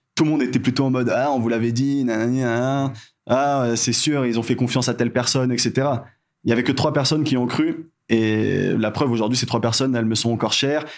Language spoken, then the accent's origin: French; Madagascar; also born or lived in Canada; en tant que malgache